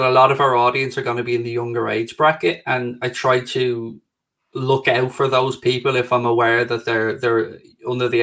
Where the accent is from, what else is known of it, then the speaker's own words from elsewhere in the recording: Ireland; being Irish